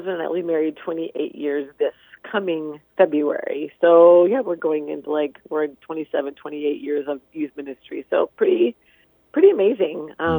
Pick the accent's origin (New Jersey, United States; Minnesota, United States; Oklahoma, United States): Minnesota, United States; Moorhead; moved away as an adult; now in Cavalier, United States; I am not from here. I'm from Moorhead, Minnesota.